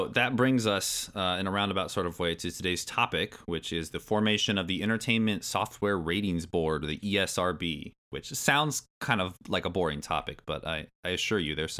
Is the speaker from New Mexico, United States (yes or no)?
no; Indiana, United States; also born or lived in Michigan / New Orleans, Louisiana / Billings, Montana; I was born in Michigan. We moved to New Orleans, Louisiana, and then we moved to Billings, Montana, and then we moved to Indiana, where I still currently reside. And that was all before third grade.